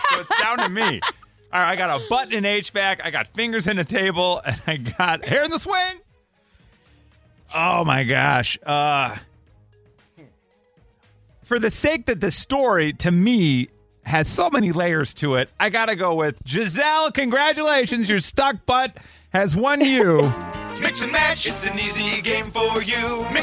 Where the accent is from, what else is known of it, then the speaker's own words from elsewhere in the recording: Mount Prospect, Illinois, United States; I grew up in Mount Prospect, uh, right near like uh, Lundquist in '83.